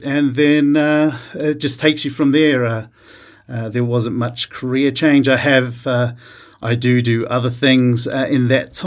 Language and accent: English; Rotorua, Bay of Plenty, New Zealand; moved away as an adult; also born or lived in Melbourne, Australia; now in Canberra, Australia; born and raised in New Zealand, in Rotorua